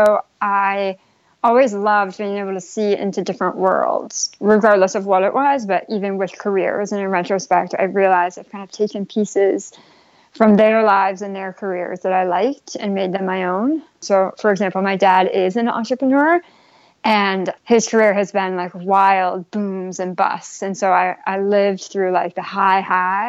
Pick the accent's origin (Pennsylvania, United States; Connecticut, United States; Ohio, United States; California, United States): California, United States; Bay Area; I grew up in the Bay Area in California, what I would say like a vanilla middle-class suburban town